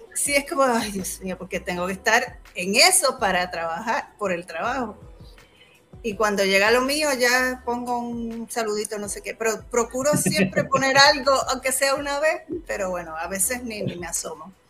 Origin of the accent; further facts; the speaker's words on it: Humacao, Puerto Rico; also born or lived in New York; Soy de Humacao, humacaeña.